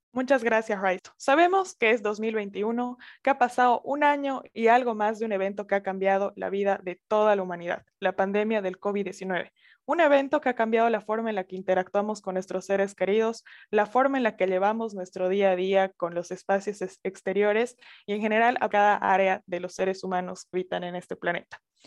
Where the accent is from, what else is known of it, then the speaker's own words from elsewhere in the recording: Sucre, Chuquisaca, Bolivia; also born or lived in Santa Cruz de la Sierra; soy boliviana, soy de la capital Sucre y estoy grabando en este preciso momento en Santa Cruz de la Sierra, igual Bolivia.